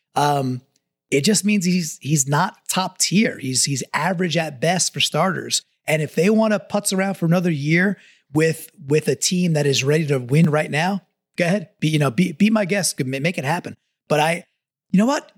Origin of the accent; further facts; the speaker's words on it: Long Island, New York, United States; I grew up with in Long Island